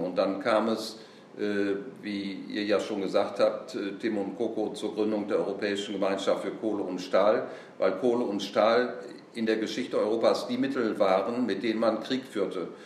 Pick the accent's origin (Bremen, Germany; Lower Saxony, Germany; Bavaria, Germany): Lower Saxony, Germany; Bersenbrück; moved away; Natürlich bin ich sehr gerne in Bersenbrück, wo ich geboren bin und auch die Ehre habe, Ehrenbürger zu sein